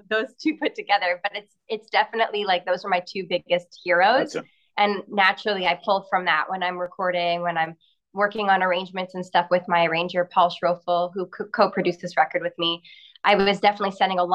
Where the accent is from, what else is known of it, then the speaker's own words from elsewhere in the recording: Montreal, Quebec, Canada; Montreal, which is where I'm from